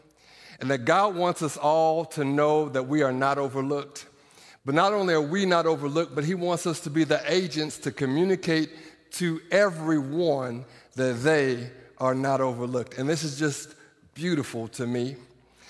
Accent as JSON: {"language": "English", "region": "Iowa", "country": "United States", "tie": "born or raised there", "moved": "yes", "lives_now": "Norman, United States", "said": "I grew up in Iowa"}